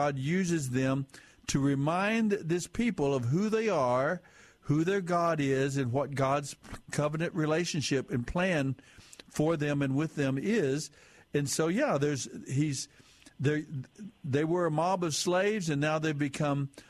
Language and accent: English; United States; my experience as an American citizen.